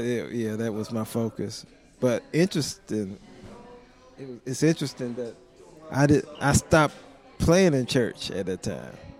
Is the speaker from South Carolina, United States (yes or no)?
yes; South Carolina, United States; now in Nashville, United States; I'm from South Carolina